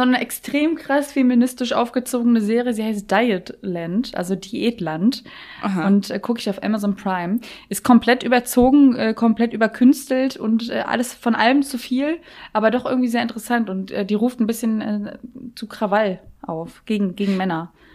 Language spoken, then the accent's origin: German; Berlin, Germany; ich komme ja aus Berlin